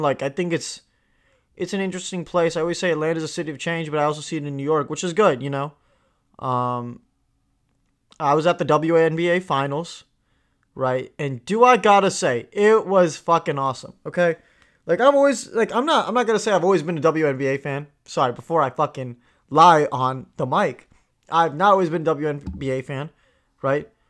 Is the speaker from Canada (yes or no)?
no; India; I grew up in India